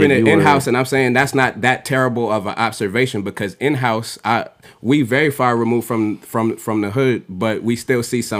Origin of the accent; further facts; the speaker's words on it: Nigeria; I'm Nigerian, of course.